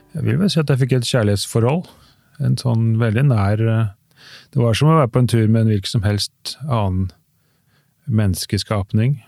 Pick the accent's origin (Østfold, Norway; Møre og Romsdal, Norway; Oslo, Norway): Oslo, Norway; accent: Oslo dialect; så er jeg fra Oslo